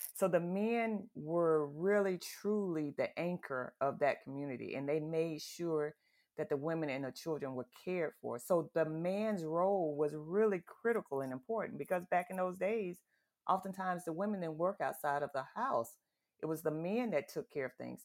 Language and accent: English; the South, United States; I grew up in the South, in the country